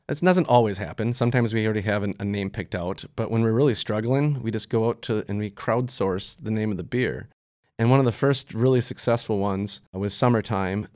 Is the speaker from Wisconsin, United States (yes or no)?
yes; Wisconsin, United States; moved away as an adult; also born or lived in Colorado; I wanted to move back to my home state